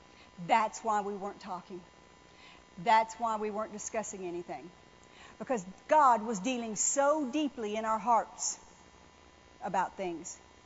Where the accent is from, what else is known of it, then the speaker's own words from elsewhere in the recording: New Orleans, Louisiana, United States; I mean, I was raised in New Orleans, but I'd never stayed in a hotel room before.